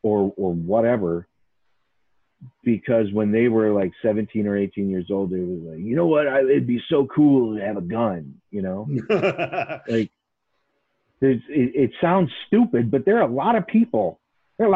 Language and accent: English; Chicago, Illinois, United States; I grew up in Chicago, too